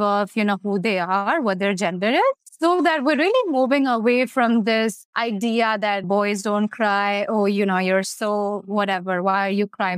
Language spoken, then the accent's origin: English; India; moved away; I'm obviously from India, so growing up in the South Asian community